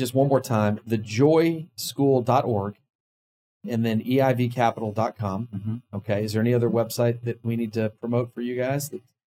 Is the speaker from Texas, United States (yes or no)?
yes; Dallas, Texas, United States; now in Houston, United States; I'm a Dallas guy. I moved from Dallas down to Houston and I didn't know anybody. I didn't know one person in Houston.